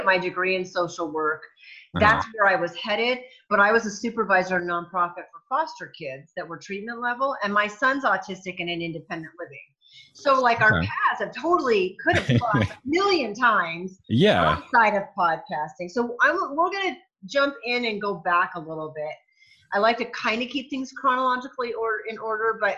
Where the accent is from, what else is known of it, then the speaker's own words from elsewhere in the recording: Vermont, United States; also born or lived in Alaska; now in Nevada, United States; I grew up in Vermont, and a lot of that, and I lived in Alaska, very similar rural mentality that we have here in Nevada.